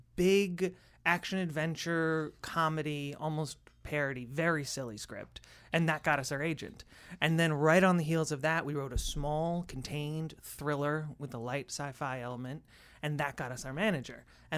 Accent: Amherst, Massachusetts, United States; Western Massachusetts, Amherst.

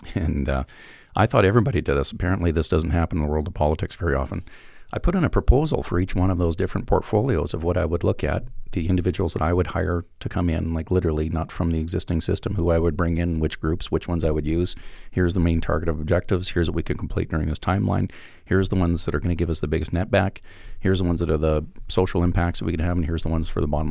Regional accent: Alberta, Canada; I'm from Alberta

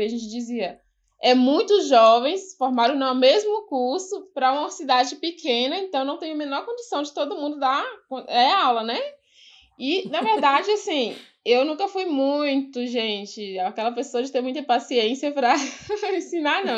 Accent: Ouro Verde de Minas, Minas Gerais, Brazil; also born or lived in São Paulo; eu nasci e cresci aqui no Quilombo

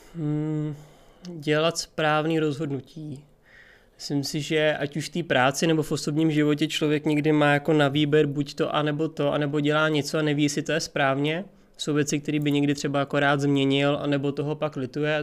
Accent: Prague, Czechia; tak jsem z Prahy, narodil jsem se v Praze, žiju celý život v Praze.

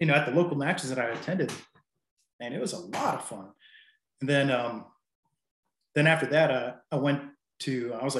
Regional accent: near Bristol, Northeast Tennessee, United States; also born or lived in Asheville area, North Carolina; now in North Carolina, United States; I'm in western part of North Carolina, near Asheville area, and yeah, that's where I'm at. I'm originally from Northeast Tennessee

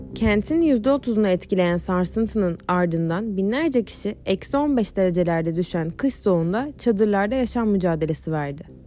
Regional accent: İzmir, Turkey; Bir İzmirli olarak

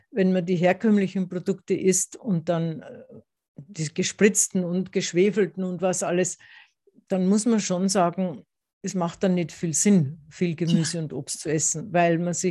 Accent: Tyrol, Austria; Das habe ich jetzt nicht in Tirol, in meiner Heimat, gelernt.

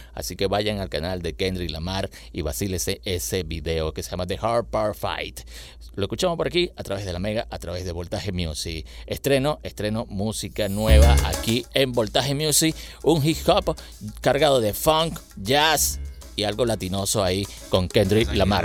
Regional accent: Valencia, Carabobo, Venezuela; aquí en nuestra ciudad, en Valencia

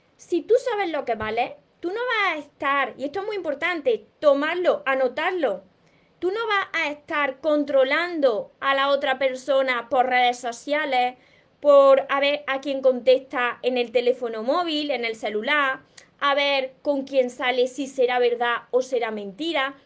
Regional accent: Córdoba, Andalusia, Spain; soy de Córdoba. Por eso me como la S. Por eso hablo de esta manera

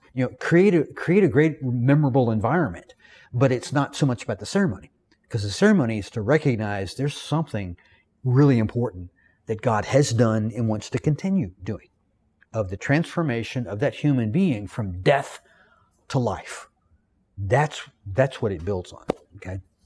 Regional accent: the South, United States; accent: Southern; I'm from the South. I am educated. I'm well-read. I know how to speak correctly. But in my Southern vernacular

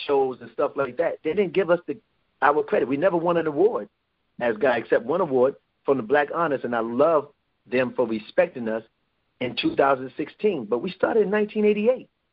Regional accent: New York City, New York, United States; also born or lived in Roosevelt, Long Island, New York / Hempstead, New York; I grew up in Brooklyn and Roosevelt, Long Island

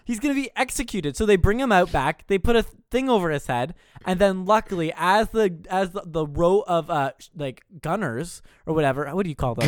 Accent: Canada; We're from Canada.

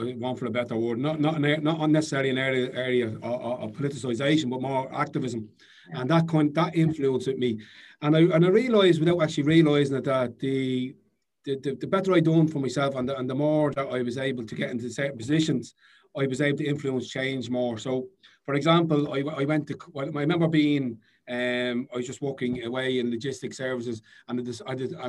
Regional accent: Dublin, Leinster, Ireland; I was the first person from my area in Knockandalkin to become mayor of South Dublin

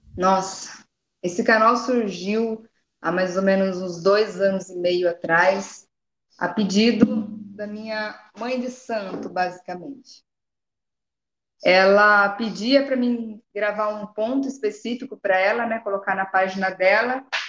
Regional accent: Jundiaí, São Paulo, Brazil; moved away as an adult; now in Paraná, Brazil; Hoje eu estou no Paraná, mas eu sou nascida em São Paulo, sou de São Paulo, estou aqui faz nem um ano. Hoje eu, hoje eu no Paraná, mas eu sou de Jundiaí

